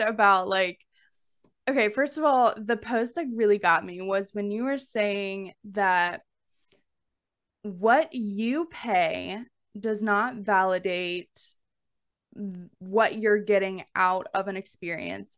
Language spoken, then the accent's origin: English; Alabama, United States; growing up in the South, like, I'm from Alabama